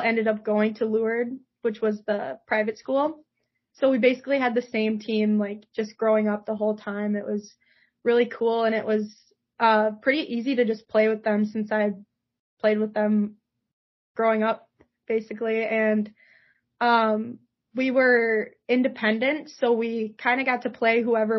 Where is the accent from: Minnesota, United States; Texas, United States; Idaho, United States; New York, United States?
Minnesota, United States; Rochester; growing up in Rochester, Minnesota